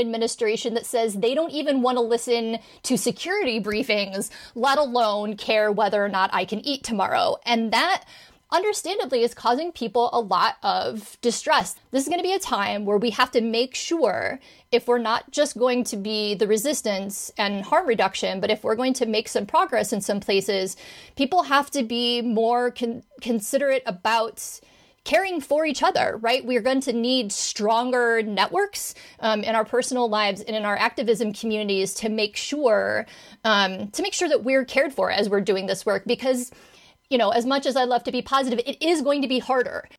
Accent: Indiana, United States; my home state of Indiana

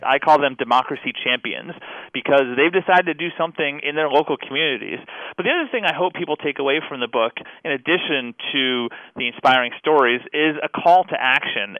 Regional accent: Kentucky, United States; my home state of Kentucky

